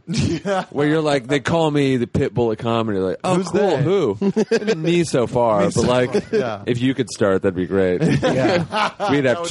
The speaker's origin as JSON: {"language": "English", "town": "Los Angeles", "region": "California", "country": "United States", "tie": "born or raised there", "said": "I grew up in Los Angeles."}